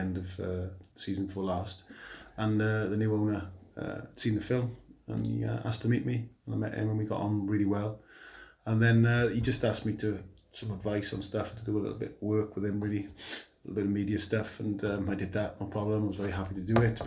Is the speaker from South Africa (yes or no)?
no; Merthyr Tydfil, Wales, United Kingdom; to see Merthyr when I could as well. My hometown, my friends were still going to matches.